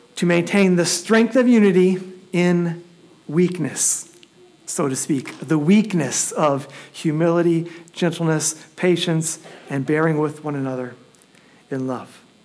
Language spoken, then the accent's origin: English; Elkhart, Indiana, United States; I grew up in Elkhart.